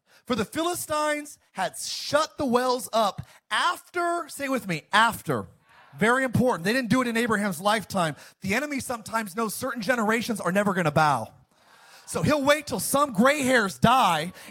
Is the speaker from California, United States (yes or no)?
yes; Antelope Valley, California, United States; moved away; I grew up in the high desert. I grew up in the Antelope Valley